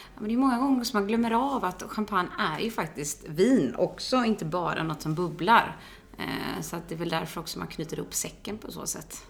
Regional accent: Onsala, Halland County, Sweden; jag är uppvuxen en bit utanför eh, Göteborg. Ett eh, ställe som heter Onsala, ute på landet

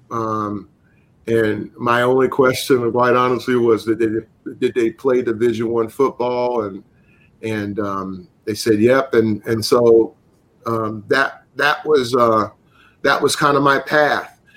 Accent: the South, United States; that's having growing up in the South.

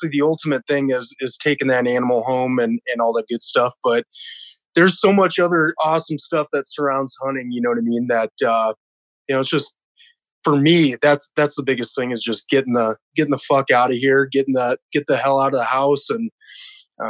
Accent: South Dakota, United States; born and raised in South Dakota

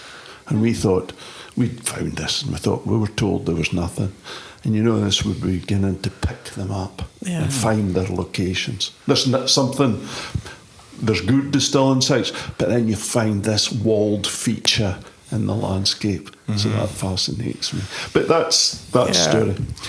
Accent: the Cabrach, Scotland, United Kingdom

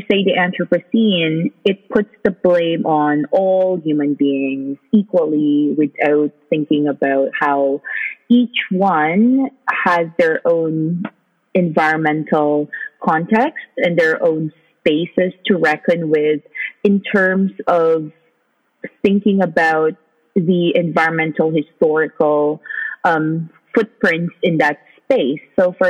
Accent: Philippines; now in Canada; identify myself as a migrant. And the idea, I think one of the first things that I reckoned with when I moved countries from the Philippines, the global south, to, you know, a very much more progressive country such as Canada

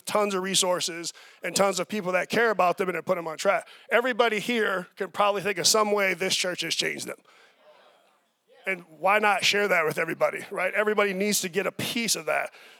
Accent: Chicago, Illinois, United States; moved away; I'm a Chicagoan

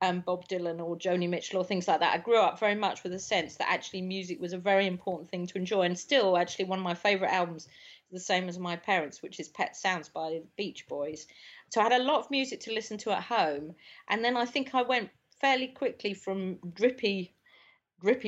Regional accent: London, United Kingdom; I grew up in South London

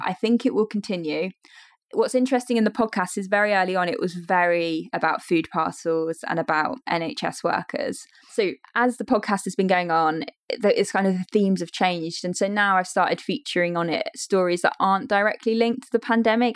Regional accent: Leicester, East Midlands, United Kingdom; I grew up in Leicestershire. I've very much stayed in this area

